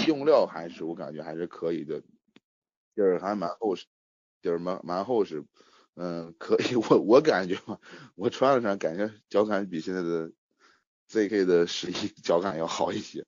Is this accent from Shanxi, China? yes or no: yes; Shanxi, China; 我是山西的